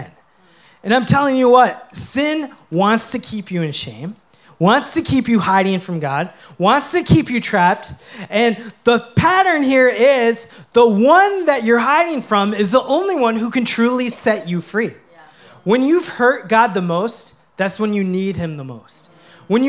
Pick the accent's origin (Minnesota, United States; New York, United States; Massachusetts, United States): Minnesota, United States; I grew up playing hockey in Minnesota